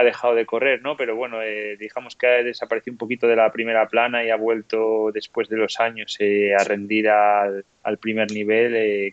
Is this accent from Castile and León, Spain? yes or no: yes; León, Castile and León, Spain; now in La Bañeza, Spain; vivo en La Bañeza, pero soy de León, ¿no? Entonces, desde el barrio en el que yo nací en León